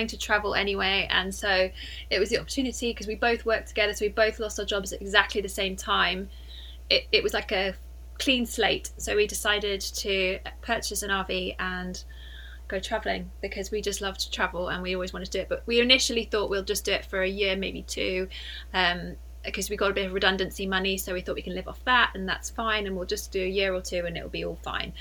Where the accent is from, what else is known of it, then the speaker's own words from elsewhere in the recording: Cheltenham, South West England, United Kingdom; moved away as an adult; also born or lived in Liverpool; I'm from Cheltenham in Gloucestershire, and I went to a school there